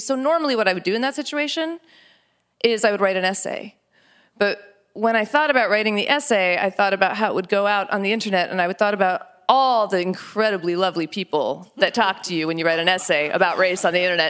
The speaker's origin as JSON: {"language": "English", "region": "New Mexico", "country": "United States", "tie": "born or raised there", "said": "growing up in New Mexico and being this kind of Indian"}